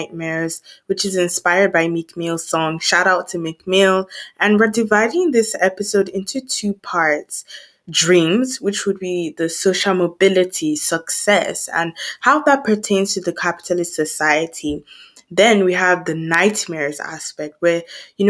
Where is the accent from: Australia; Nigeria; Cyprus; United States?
Nigeria; now in United Kingdom; growing up in Nigeria